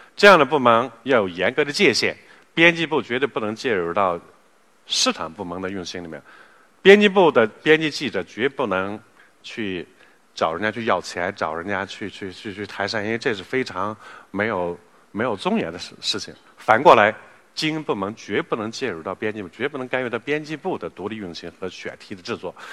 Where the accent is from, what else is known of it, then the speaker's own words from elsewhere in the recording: China; 四十年来我们中国人富了